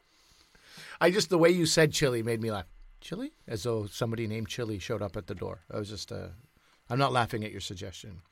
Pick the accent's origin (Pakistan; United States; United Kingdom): Pakistan; as a Pakistani, we'd make something called aloo tikkies